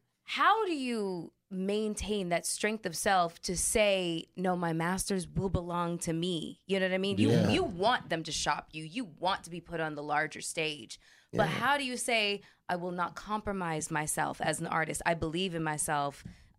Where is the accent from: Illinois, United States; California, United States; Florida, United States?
Illinois, United States; Chicago; Growing up in Chicago and as violent as this